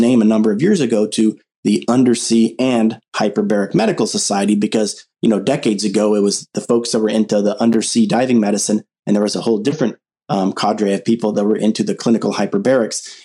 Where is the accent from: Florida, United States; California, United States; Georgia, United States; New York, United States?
California, United States; Southern; growing up in Southern California